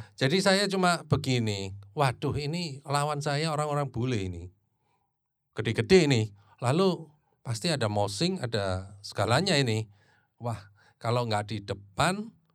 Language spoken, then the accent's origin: Indonesian; Surabaya, East Java, Indonesia; kita juga dari Surabaya